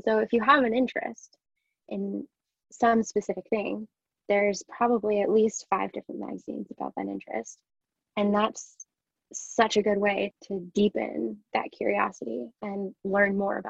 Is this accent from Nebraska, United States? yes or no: no; Rhode Island, United States; now in London, United Kingdom; I didn't grow up in London or England or the UK. I grew up in Rhode Island, which in a lot of ways is very similar to here, but is completely different in other ways.